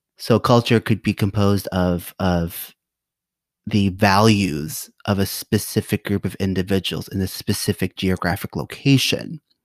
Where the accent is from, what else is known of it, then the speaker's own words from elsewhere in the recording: United States; I am an American. So I'm Khmer American